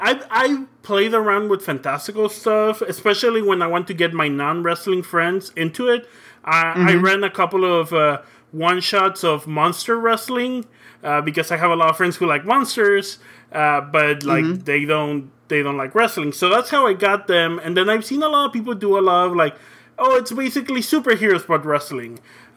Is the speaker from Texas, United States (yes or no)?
yes; Brownsville, Texas, United States; also born or lived in Matamoros, Mexico; now in San Antonio, United States; Okay, let's be in one of my hometowns, my hometown of Brownsville, before when I moved to the United States, before I came to San Antonio.